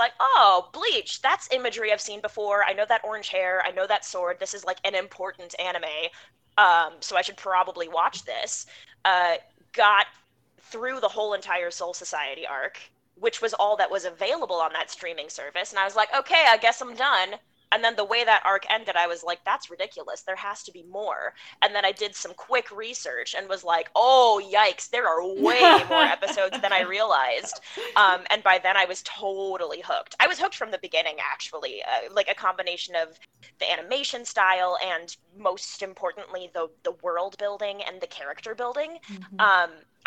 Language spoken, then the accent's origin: English; Midwest, United States; now in New York City, United States; I'm American. I grew up in the Midwest, but I live in New York City now